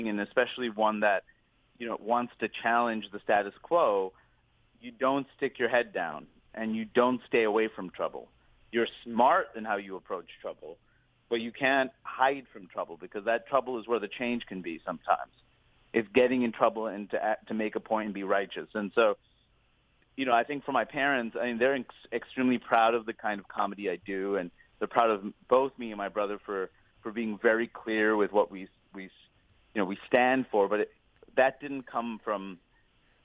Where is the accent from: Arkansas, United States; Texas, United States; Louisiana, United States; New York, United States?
New York, United States; New York City; also born or lived in Maine / Seattle; I was born and raised in Queens